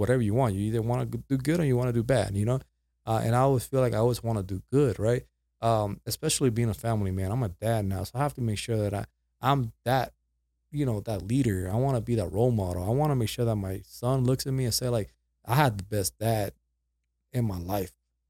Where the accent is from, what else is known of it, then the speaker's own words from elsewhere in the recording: Puerto Rico; accent: Puerto Rican; also born or lived in Dallas, United States; now in Las Cruces, United States; First of all, this accent comes from Puerto Rico, right? So I went from Puerto Rico.